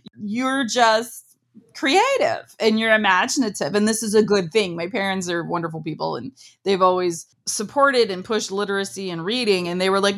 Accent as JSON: {"language": "English", "region": "Ohio", "country": "United States", "tie": "born or raised there", "said": "We're a very Midwestern family. I'm from Ohio. I grew up on a farm."}